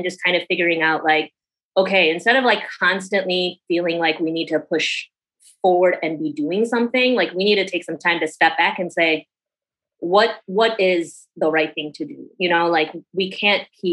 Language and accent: English; Schaumburg, Illinois, United States; I am from Chicago originally. Yeah. A little bit outside of Chicago, Schaumburg